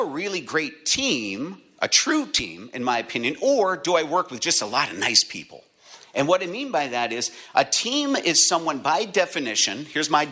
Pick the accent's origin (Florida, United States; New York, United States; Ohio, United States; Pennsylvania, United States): Pennsylvania, United States; Erie; moved away as an adult; now in Connecticut, United States; I'm from Erie, Pennsylvania. I just moved to Connecticut